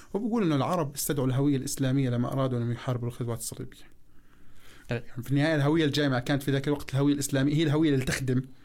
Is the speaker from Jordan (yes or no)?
yes; Jordan; عندنا في الاردن